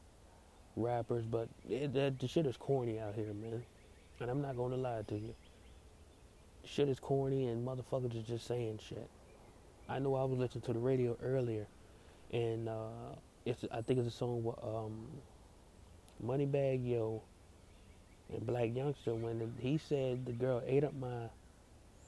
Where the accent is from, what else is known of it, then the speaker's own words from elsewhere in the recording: Cincinnati, Ohio, United States; moved away; when I was living in Cincinnati, which is my hometown